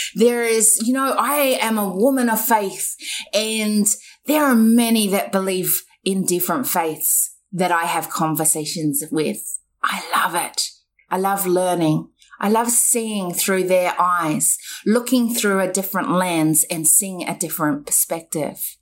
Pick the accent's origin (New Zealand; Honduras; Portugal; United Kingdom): New Zealand; now in Australia; I was born in New Zealand